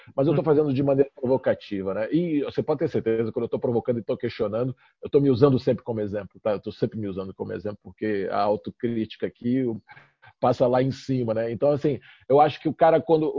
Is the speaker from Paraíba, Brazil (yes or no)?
no; Brasília, Federal District, Brazil; moved away; also born or lived in Rio de Janeiro; sou carioca, mas cresci em Brasília